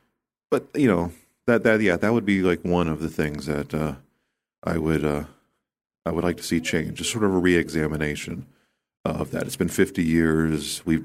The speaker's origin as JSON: {"language": "English", "country": "United States", "tie": "born or raised there", "said": "It's where I grew up. I grew up just outside of Washington, D.C. I spent most of my life in this area."}